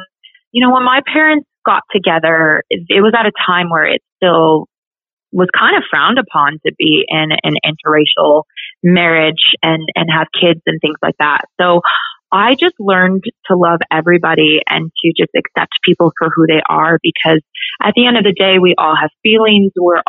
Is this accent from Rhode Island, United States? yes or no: no; Colorado, United States; I was very fortunate to have grown up in Colorado.